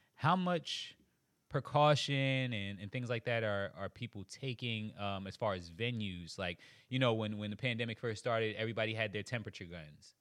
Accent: Charleston, South Carolina, United States; also born or lived in Queens, New York; I was born in Queens, New York, raised in Charleston, South Carolina.

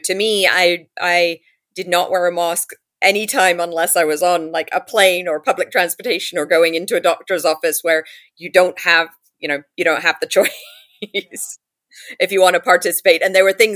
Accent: London, United Kingdom; also born or lived in New York; now in California, United States; I grew up in London

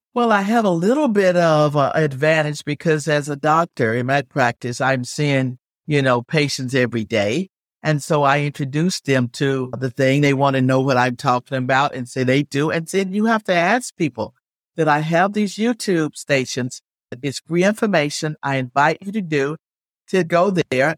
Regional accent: Alabama, United States; moved away as an adult; now in Virginia Beach, United States; I didn't grow up in Virginia. I grew up in Alabama

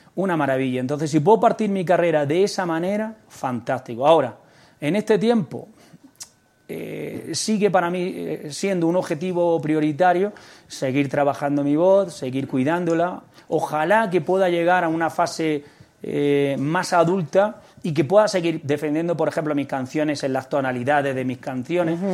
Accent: Almería, Andalusia, Spain; soy andaluz. Soy de Almería, ¿no? Y entonces, pues el flamenco sí es cierto que ha estado muy presente eh, desde mi infancia.

